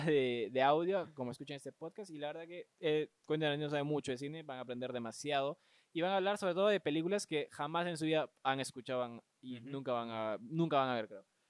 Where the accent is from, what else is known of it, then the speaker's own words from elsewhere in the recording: Peru; como peruanos